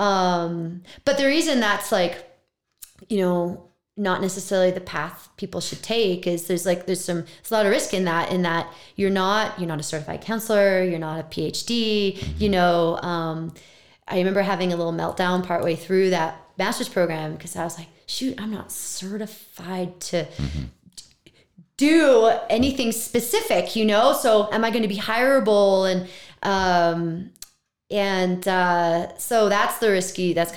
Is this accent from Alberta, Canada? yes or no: no; Vancouver, British Columbia, Canada; moved away as an adult; I'm from Vancouver